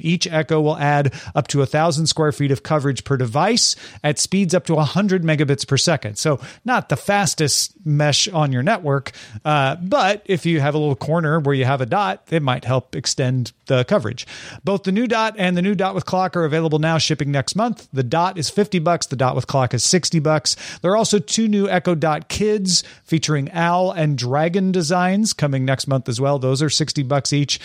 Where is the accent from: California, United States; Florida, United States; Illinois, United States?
Illinois, United States; Greenville; now in Los Angeles, United States; I'm originally from Greenville, Illinois, but I live in Los Angeles now.